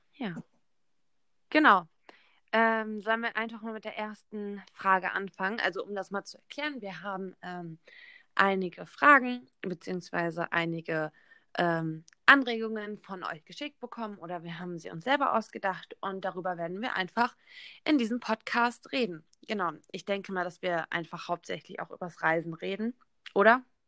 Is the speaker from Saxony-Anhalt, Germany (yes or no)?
no; near Bielefeld, North Rhine-Westphalia, Germany; moved away; ich bin 19 Jahre alt und ich komme aus der Nähe von Bielefeld